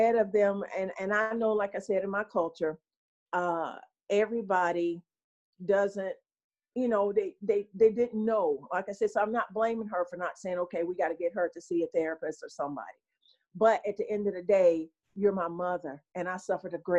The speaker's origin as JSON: {"language": "English", "town": "Gastonia", "region": "North Carolina", "country": "United States", "said": "I'm from Gastonia, North Carolina, right next door"}